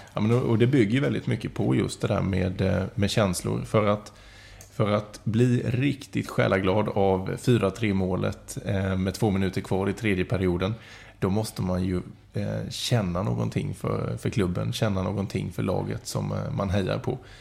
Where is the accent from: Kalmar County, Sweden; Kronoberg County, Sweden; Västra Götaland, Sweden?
Kalmar County, Sweden; Kalmar; moved away as an adult; also born or lived in Mönsterås; now in Jönköping, Sweden; född och uppvuxen i Kalmar och i Mönsterås. Men jag har varit borta från stan i 16-17 år. Eh, då har jag bott i Jönköping